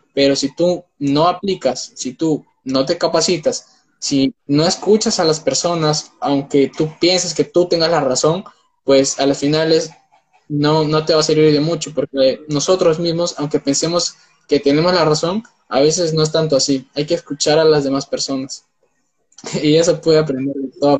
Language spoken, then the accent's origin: Spanish; Peru; tengo 19 años, soy de Perú